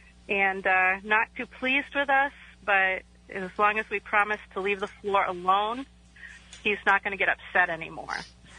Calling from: Middleborough, Massachusetts, United States; I'm calling in from the Oliver House.

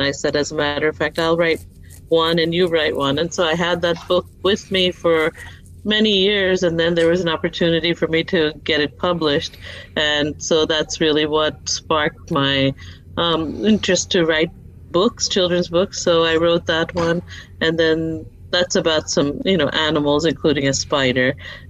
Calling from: Arlington, Texas, United States; Okay, so I'm in near Dallas, Texas, a place called Arlington, and I'm a third grade teacher

